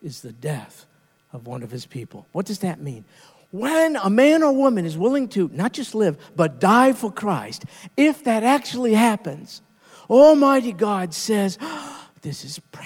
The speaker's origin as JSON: {"language": "English", "country": "United States", "said": "We Americans"}